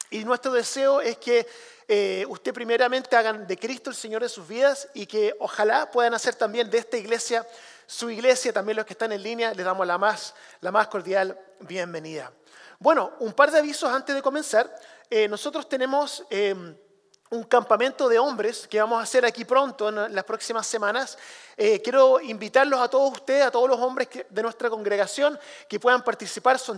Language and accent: Spanish; Chile; yo crecí como misionero en Chile, hijo de misionero en Chile, y una de las cosas que tuve que hacer desde pequeño era traducir.